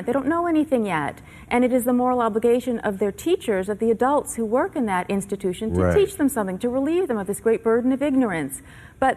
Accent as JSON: {"language": "English", "town": "Berkeley", "region": "California", "country": "United States", "tie": "born or raised there", "said": "I grew up in Berkeley"}